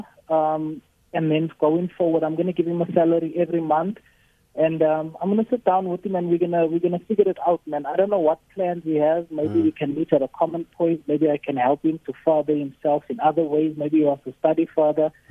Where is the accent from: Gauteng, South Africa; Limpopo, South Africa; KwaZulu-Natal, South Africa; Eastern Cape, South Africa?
KwaZulu-Natal, South Africa; Pietermaritzburg; now in Johannesburg, South Africa; I'm from Pietermaritzburg originally. I'm based in Johannesburg now.